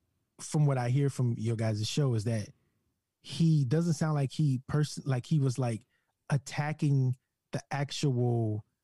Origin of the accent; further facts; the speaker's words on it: Louisiana, United States; Yeah, Louisiana, the sheriff's deputy.